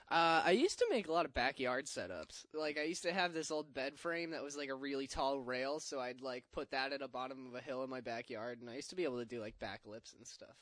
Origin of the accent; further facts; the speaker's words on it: Middleborough, Massachusetts, United States; my hometown, Middleborough Skate Park.